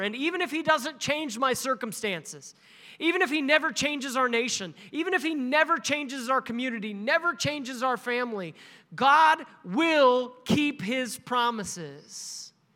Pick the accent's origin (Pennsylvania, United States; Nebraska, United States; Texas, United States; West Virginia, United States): Nebraska, United States; this little Baptist church in my hometown. It's a tiny little town in Nebraska